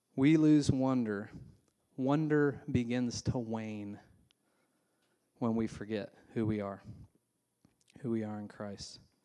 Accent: Indiana, United States; now in Nashville, United States; I grew up in Indiana

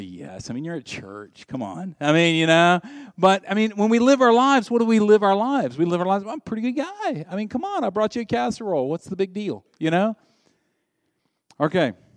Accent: the South, United States; I grew up in the South

